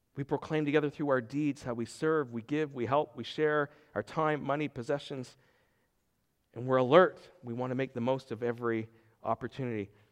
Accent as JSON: {"language": "English", "town": "Pugwash", "region": "Nova Scotia", "country": "Canada", "tie": "born or raised there", "moved": "yes", "said": "my hometown of Pugwash, Nova Scotia."}